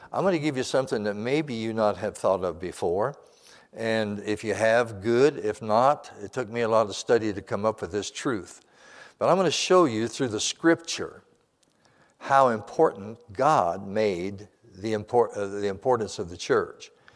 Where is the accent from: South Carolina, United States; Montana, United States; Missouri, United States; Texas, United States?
Montana, United States; moved away; I wasn't born there, but I was raised there in Montana.